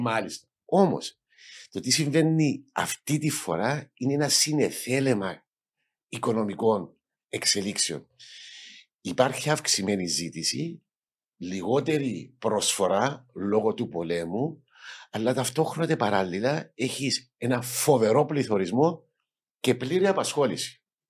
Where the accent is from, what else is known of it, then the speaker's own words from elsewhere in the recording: Nicosia, Nicosia District, Cyprus; moved away as an adult; also born or lived in United States / England / Netherlands; μεγάλωσα στην Ακρόπολη